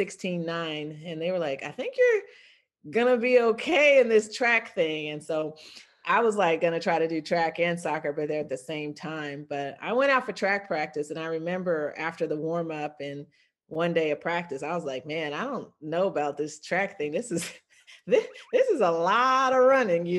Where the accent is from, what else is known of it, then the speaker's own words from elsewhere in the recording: Virginia, United States; also born or lived in Fort Leavenworth, Kansas; I grew up in Virginia